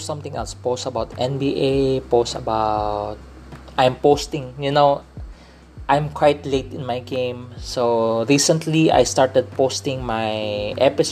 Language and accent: English; Philippines; accent: Filipino English; I grew up in a Chinese culture. I'm a Filipino citizen, but having a Chinese descent because my mom is from China. My dad is a third generation Chinese in the Philippines